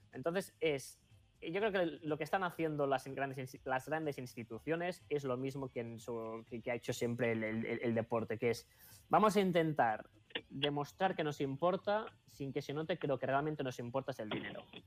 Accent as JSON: {"language": "Spanish", "town": "Sabadell", "region": "Catalonia", "country": "Spain", "said": "yo, que soy catalán"}